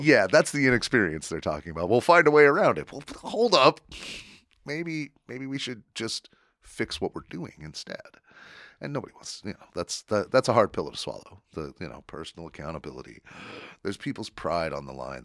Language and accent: English; Wyoming, United States; I grew up in Wyoming